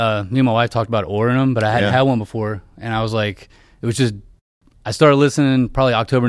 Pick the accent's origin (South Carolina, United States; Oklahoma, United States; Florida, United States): South Carolina, United States; Charleston; South Carolina.